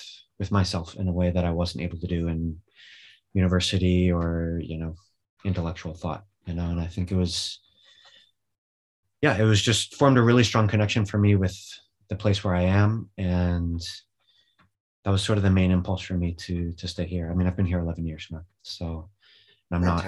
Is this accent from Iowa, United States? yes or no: no; California, United States; moved away as an adult; also born or lived in Alaska; now in Spain; I grew up in California.